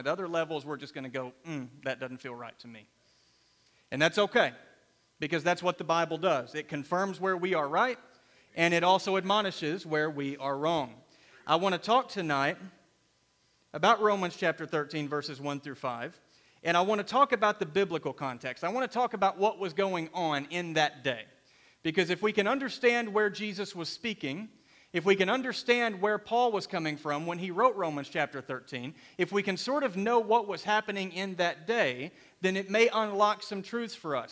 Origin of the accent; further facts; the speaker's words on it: United States; We are Americans secondarily. We are Christians primarily.